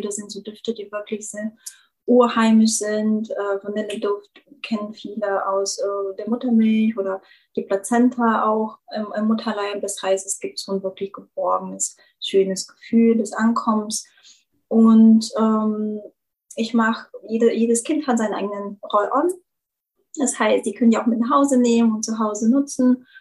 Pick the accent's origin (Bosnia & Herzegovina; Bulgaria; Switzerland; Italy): Bulgaria; German is a second language; moved away as an adult; now in Germany; ich ja gebürtige Bulgarin bin und schon irgendwie mit 18 nach Deutschland kam